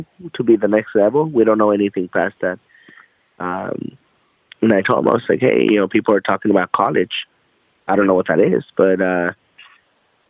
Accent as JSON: {"language": "English", "town": "Los Angeles", "region": "California", "country": "United States", "tie": "born or raised there", "also_born_or_lived": "Inglewood, California", "moved": "as an adult", "lives_now": "Austin, United States", "said": "I originally grew up in Mid-City, Los Angeles"}